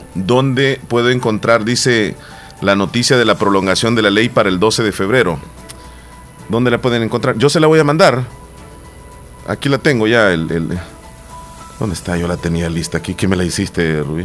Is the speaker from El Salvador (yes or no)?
yes; El Salvador; Somos salvadoreños todos